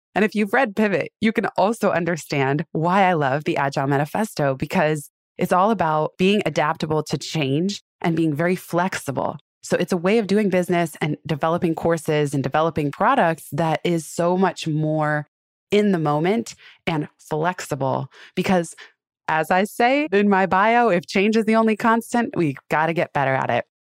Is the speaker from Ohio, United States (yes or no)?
no; Silicon Valley, California, United States; I grew up in Silicon Valley